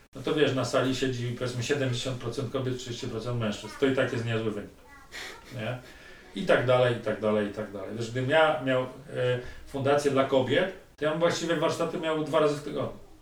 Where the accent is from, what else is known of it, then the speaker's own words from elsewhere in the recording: Tychy, Silesian Voivodeship, Poland; wychowałem się w Tychach zaraz koło lodowiska